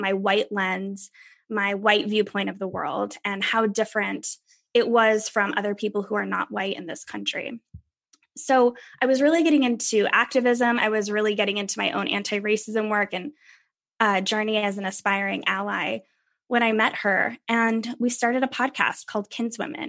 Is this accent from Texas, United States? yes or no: no; Pennsylvania, United States; also born or lived in New York; now in California, United States; I grew up in Pennsylvania